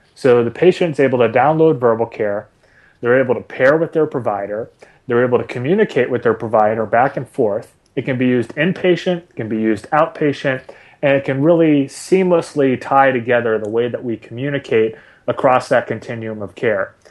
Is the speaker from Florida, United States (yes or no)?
no; Boston, Massachusetts, United States; I grew up in Boston